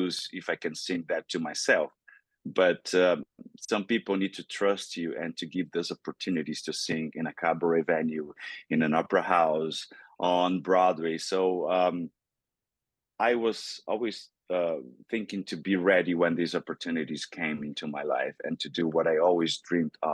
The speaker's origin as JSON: {"language": "English", "country": "Brazil", "tie": "born or raised there", "first_language": "Portuguese", "second_language": "English", "moved": "yes", "said": "growing up in Brazil. I grew up in Brazil"}